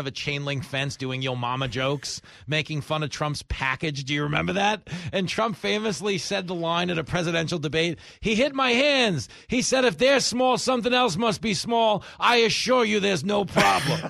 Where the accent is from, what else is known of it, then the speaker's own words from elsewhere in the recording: Levittown, New York, United States; what I grew up doing in Levittown